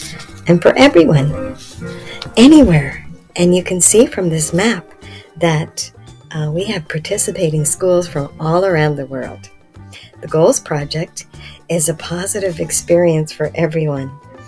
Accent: Canada; I'm from Canada.

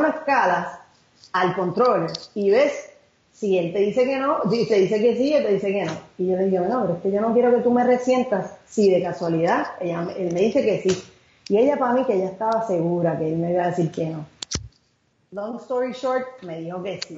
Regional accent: Carolina, Puerto Rico; moved away as an adult; yo nací, estudié en todos los niveles hasta la universidad en Carolina.

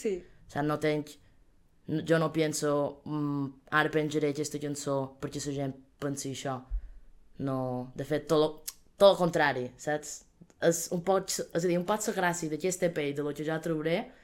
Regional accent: Manacor, Balearic Islands, Spain; som de Manacor, important que som de Manacor

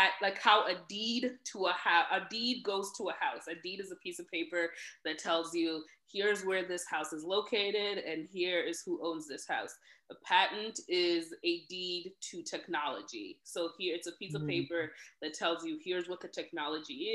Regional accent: Elkhart, Indiana, United States; moved away as an adult; also born or lived in Rwanda / Kenya / Boston; we grew up in Elkhart

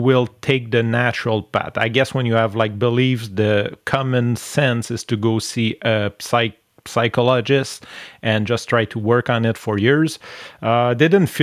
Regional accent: Canada; accent: French-Canadian; English is a second language; Since I'm French, I really love going on English podcasts and speak and just show my so nice accent, my French-Canadian accent

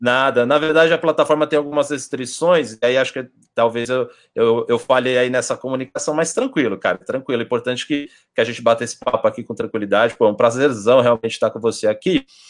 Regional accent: Brazil; moved away; nós brasileiros

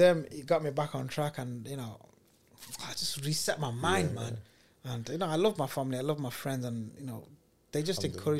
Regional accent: Sylhet, Sylhet Division, Bangladesh; My Bengali is very good. I'm from Sylhet, so...

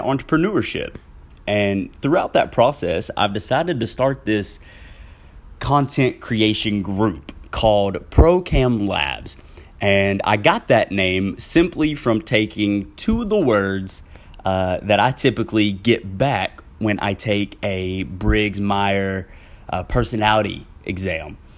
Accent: Southwest Arkansas, United States; now in Central Arkansas, United States; I am originally from Southwest Arkansas, where I s, have since moved to Central Arkansas

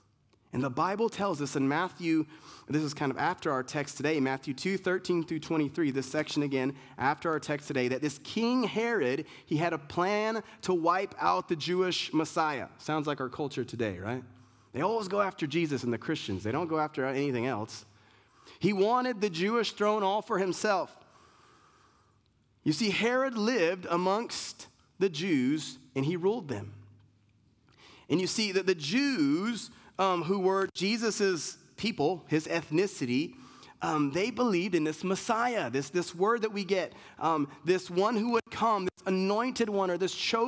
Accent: Germany; born there; I was born in Germany. My family's Puerto Rican. I lived in a bunch of places

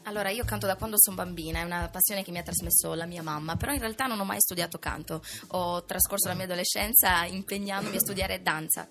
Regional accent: Selargius, Sardinia, Italy; moved away as an adult; now in Vicenza, Italy; io vengo da Selargius, in provincia di Cagliari, però vivo quasi da tre anni a Vicenza

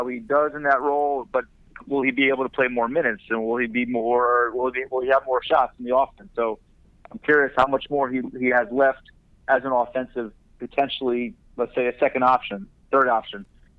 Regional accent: Miami, Florida, United States; Well, I'm from Miami.

